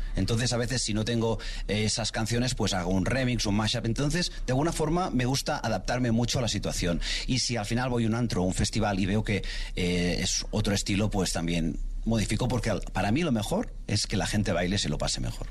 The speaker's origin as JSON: {"language": "Spanish", "region": "Catalonia", "country": "Spain", "said": "Antes yo me catalogaba como catalán o español"}